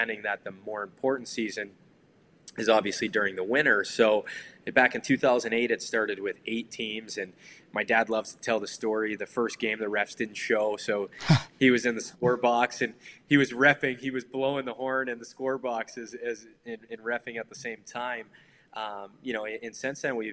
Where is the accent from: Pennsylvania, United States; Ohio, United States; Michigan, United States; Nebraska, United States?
Michigan, United States; Detroit; Growing up in Detroit, I obviously grew up with a lot of great hockey around me